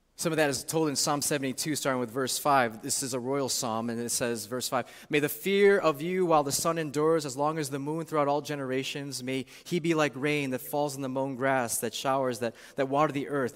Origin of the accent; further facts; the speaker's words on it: Chicago, Illinois, United States; also born or lived in St. Louis, Missouri; now in Chicago, United States; being away from my hometown, Chicago, for almost twenty years